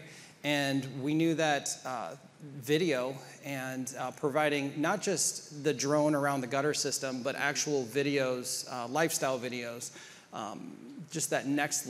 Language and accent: English; Columbus, Ohio, United States; so I'm from Ohio. Grew up in Columbus, Ohio, right 2 miles north of Ohio State campus.